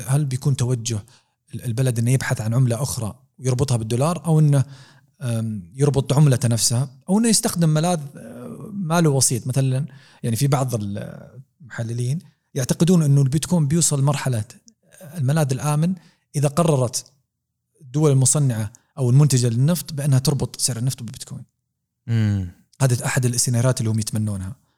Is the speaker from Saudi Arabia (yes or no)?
yes; Saudi Arabia; احنا عندنا في دول الخليج